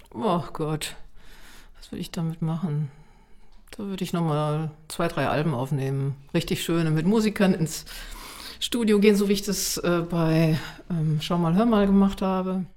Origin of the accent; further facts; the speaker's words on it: Munich, Bavaria, Germany; ich bin ja in München aufgewachsen